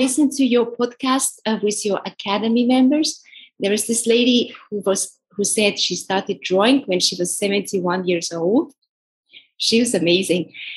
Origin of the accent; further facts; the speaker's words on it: Estonia; also born or lived in New York; now in Valencia, Spain; I'm originally from Estonia.